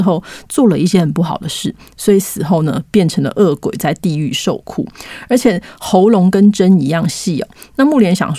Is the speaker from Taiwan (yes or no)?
yes; Taiwan; 我们台湾人不是从小都被教育说，七月一日鬼门开，七月十五中原普渡，七月三十鬼门关呢